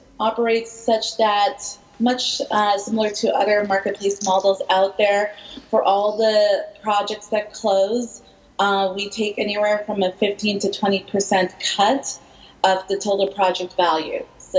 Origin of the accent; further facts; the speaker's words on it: Vancouver, British Columbia, Canada; I'm originally from Vancouver, but I've been living multiple places my whole life.